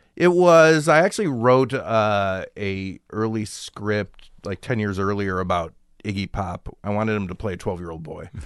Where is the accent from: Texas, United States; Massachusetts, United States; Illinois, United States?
Illinois, United States; Chicago; I grew up in Chicago